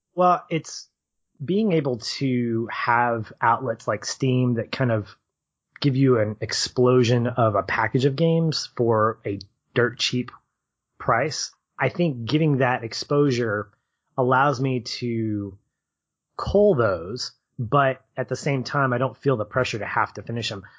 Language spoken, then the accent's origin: English; Arkansas, United States; I'm from Arkansas, the Diamond State